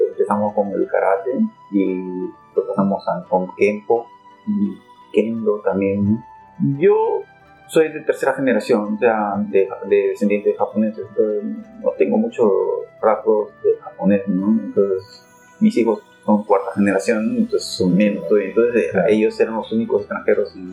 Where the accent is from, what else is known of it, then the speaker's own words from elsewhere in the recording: Lima, Peru; moved away as an adult; now in Japan; soy peruano de nacimiento, nací en Lima Cercado, eh, llevo ya, llegué a Japón en el 91